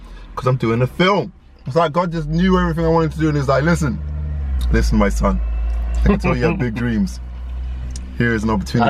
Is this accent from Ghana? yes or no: yes; Ghana; My Ghana passport's been, I'm Ghanaian. My Ghana passport's been expired for some time.